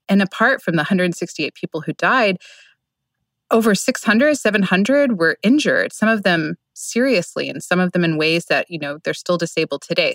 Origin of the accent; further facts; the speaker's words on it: Oklahoma City, Oklahoma, United States; moved away; my home state